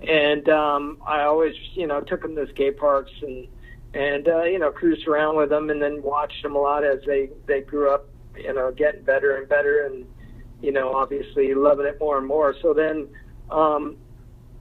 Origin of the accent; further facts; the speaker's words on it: Lakewood, California, United States; I grew up in Lakewood, Long Beach, California